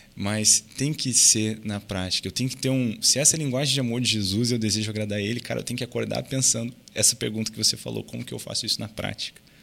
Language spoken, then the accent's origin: Portuguese; Brazil; moved away; also born or lived in United States